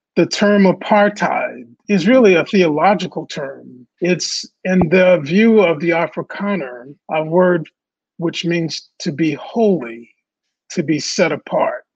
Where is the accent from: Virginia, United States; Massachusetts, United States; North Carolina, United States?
North Carolina, United States; Raleigh; also born or lived in New Orleans, Louisiana; I was born in New Orleans. I'm a Southern Southern kid, and I grew up in North Raleigh, North Carolina